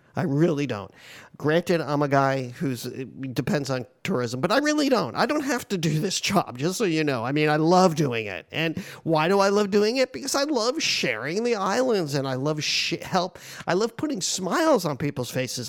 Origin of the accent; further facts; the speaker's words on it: Hawaii, United States; I'm from Hawaii